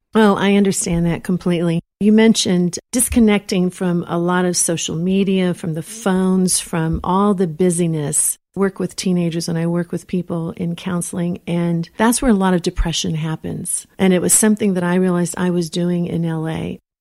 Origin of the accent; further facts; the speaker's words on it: Texas, United States; moved away; also born or lived in Los Angeles; I'm from Texas